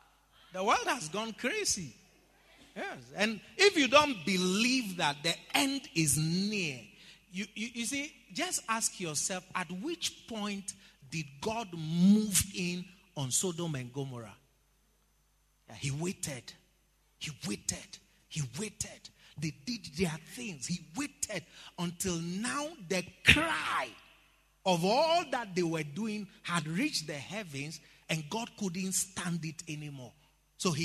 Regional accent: Ghana; I said, I'm a Ghanaian, but I identify as a lawyer.

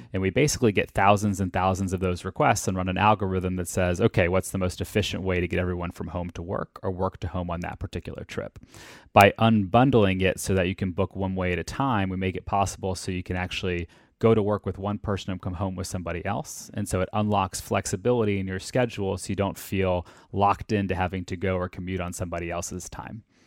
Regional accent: Atlanta, Georgia, United States; I grew up in Atlanta.

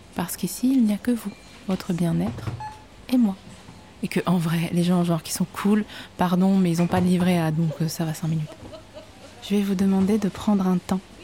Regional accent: Vosges, Grand Est, France; je viens des Vosges. Et chez moi

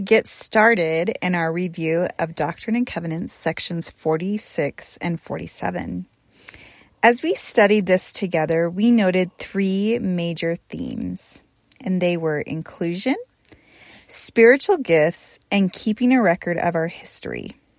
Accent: Portland, Oregon, United States; when I was a young woman growing up in Portland, Oregon

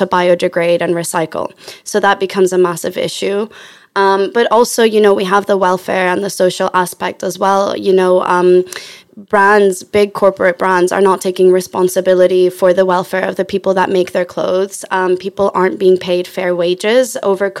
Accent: Chile; now in London, United Kingdom; I'm from Chile, live in London.

